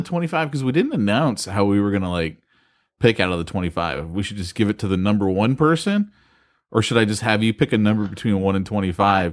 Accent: California, United States; I'm from California

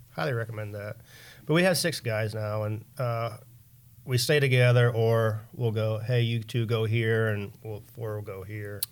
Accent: Pennsylvania, United States; moved away; I put in for Pennsylvania every year, 'cause that's my hometown

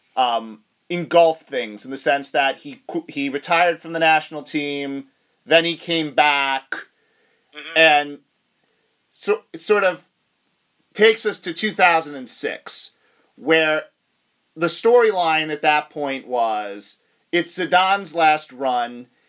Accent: United States; as an American

